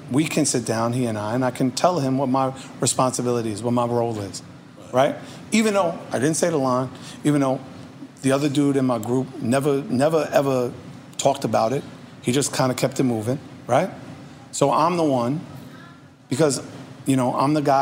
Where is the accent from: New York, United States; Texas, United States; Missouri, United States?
New York, United States; New York City; I grew up in Redfern Project